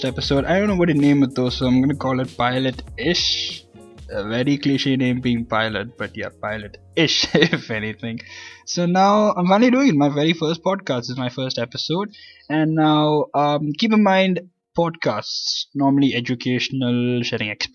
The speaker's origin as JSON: {"language": "English", "region": "Sharjah", "country": "United Arab Emirates", "tie": "born or raised there", "also_born_or_lived": "Kerala, India", "said": "I'm born and brought up in Sharjah, UAE"}